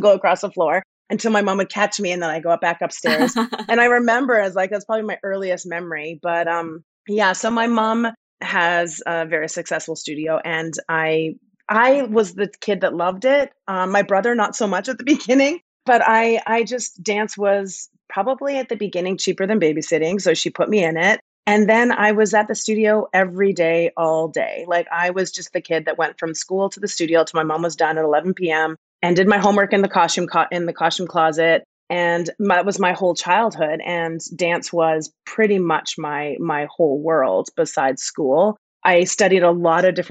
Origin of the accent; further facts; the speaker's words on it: Edmonton, Alberta, Canada; moved away as an adult; also born or lived in Vancouver; I'm originally from Edmonton, Alberta, Canada